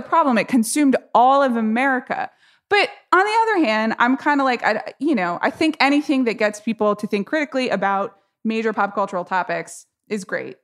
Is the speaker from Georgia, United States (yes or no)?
yes; Atlanta, Georgia, United States; I grew up in Atlanta, Georgia